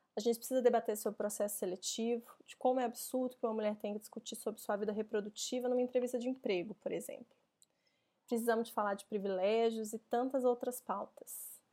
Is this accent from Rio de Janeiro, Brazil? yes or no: no; Belo Horizonte, Minas Gerais, Brazil; moved away as an adult; now in São Paulo, Brazil; eu nasci em BH